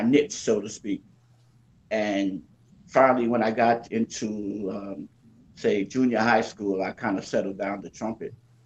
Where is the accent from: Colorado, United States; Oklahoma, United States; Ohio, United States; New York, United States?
New York, United States; New York City; moved away as an adult; now in Miami, United States; Originally, I'm from Brooklyn, New York, born and raised